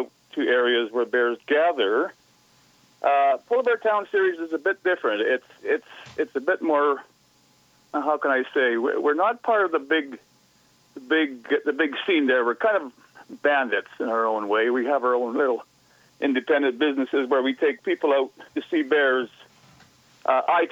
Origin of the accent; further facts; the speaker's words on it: Churchill, Manitoba, Canada; I was born and raised in Churchill, and I live there full-time.